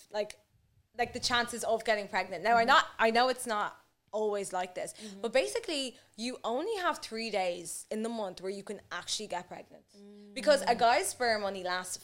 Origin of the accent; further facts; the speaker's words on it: Burundi; I'm from Burundi